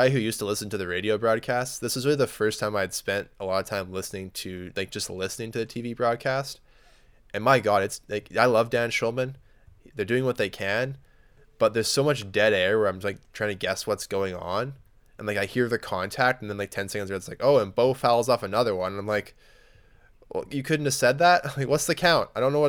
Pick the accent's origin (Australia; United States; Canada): Canada; Lloydminster; My hometown team was in town to play one of the Saskatoon teams, and Lloyd Minster got mercied 18-0 in the first game